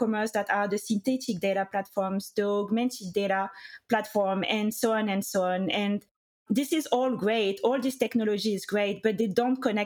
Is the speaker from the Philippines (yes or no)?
no; France; accent: French; English is a second language; moved away as an adult; also born or lived in United Kingdom; now in United States; I studied in France. You can hear my accent, of course. And I was a lawyer in France for 3 years